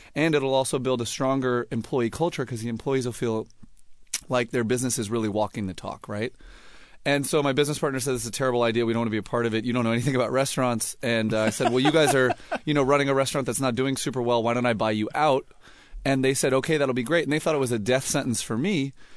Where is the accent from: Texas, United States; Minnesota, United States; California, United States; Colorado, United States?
California, United States; Los Angeles; also born or lived in San Francisco / Berkeley; I was born in, in San Francisco and, uh, grew up in Los Angeles